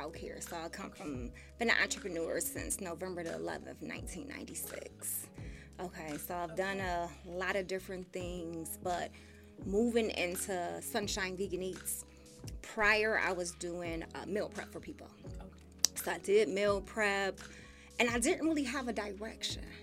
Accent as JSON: {"language": "English", "town": "Buffalo", "region": "New York", "country": "United States", "tie": "born or raised there", "said": "born and raised in Buffalo"}